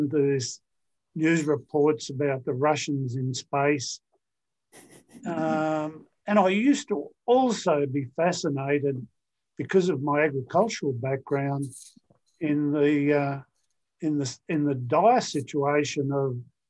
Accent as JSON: {"language": "English", "area": "Darling Downs", "region": "Queensland", "country": "Australia", "tie": "born or raised there", "said": "I grew up on what's called the Darling Downs in Australia."}